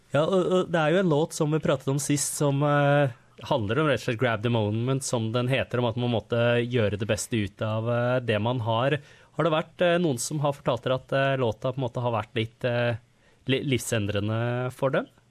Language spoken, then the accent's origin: Norwegian; Norway; now in Australia